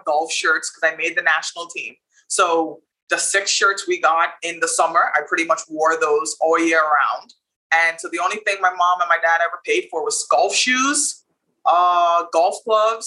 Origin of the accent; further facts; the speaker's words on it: Bahamas; Childhood in the Bahamas was amazing